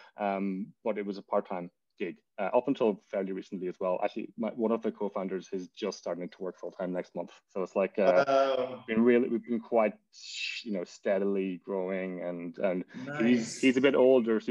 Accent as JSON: {"language": "English", "town": "Donegal", "region": "Ulster", "country": "Ireland", "tie": "born or raised there", "also_born_or_lived": "Cardiff, Wales", "moved": "as an adult", "lives_now": "New York City, United States", "said": "I'm from Donegal. Donegal town. I lived there until, you know, went to secondary school, or what, the tech, Abbey Vocational School"}